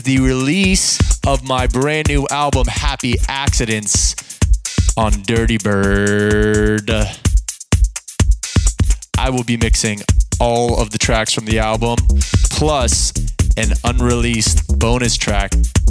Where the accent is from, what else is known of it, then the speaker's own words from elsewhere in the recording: Los Angeles, California, United States; Los Angeles, my hometown